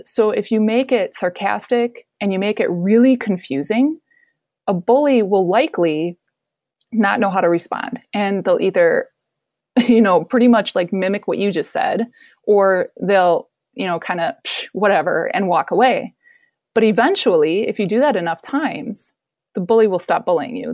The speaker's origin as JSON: {"language": "English", "region": "Wisconsin", "country": "United States", "also_born_or_lived": "Colorado", "said": "I'm from Wisconsin"}